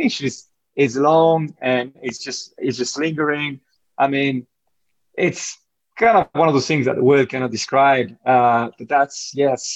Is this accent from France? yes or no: yes; France; moved away; as you can tell from my accent, you know, I grew up in France